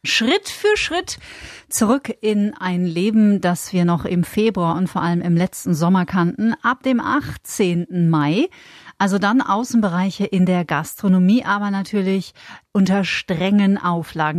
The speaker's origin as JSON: {"language": "German", "region": "Bavaria", "country": "Germany", "said": "bei uns in Bayern"}